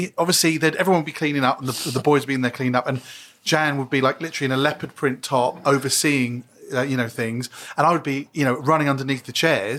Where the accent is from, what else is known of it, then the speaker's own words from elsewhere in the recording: Brentwood, East of England, United Kingdom; also born or lived in Romford, London; I grew up in Romford and then Brentwood in Essex.